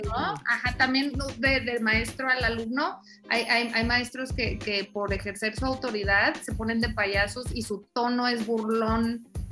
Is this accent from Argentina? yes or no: no; Tijuana, Baja California, Mexico; moved away; also born or lived in central Mexico; no soy de aquí, del centro del país, soy de Tijuana.